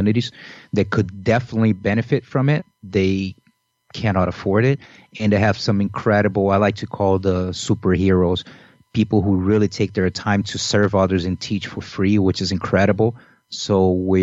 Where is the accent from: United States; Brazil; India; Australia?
Brazil; Rio de Janeiro; moved away as an adult; I grew up in Brazil and I lived in Rio until I was 24